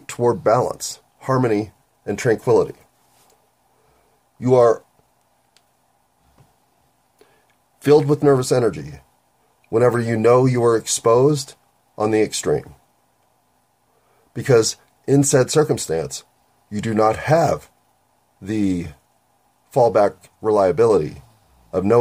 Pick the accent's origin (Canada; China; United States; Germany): United States; I'm an American.